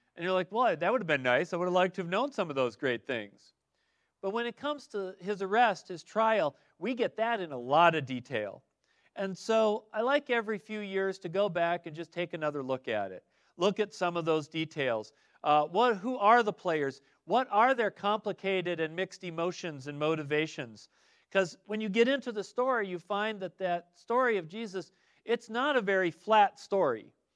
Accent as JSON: {"language": "English", "region": "Midwest", "country": "United States", "tie": "born or raised there", "moved": "yes", "lives_now": "Arizona, United States", "said": "as a kid growing up in the Midwest"}